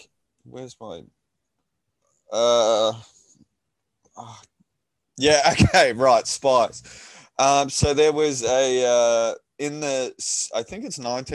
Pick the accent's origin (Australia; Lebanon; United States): Australia